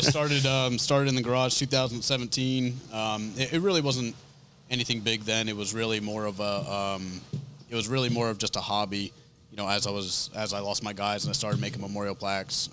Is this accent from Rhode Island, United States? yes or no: yes; Rhode Island, United States; accent: northern; moved away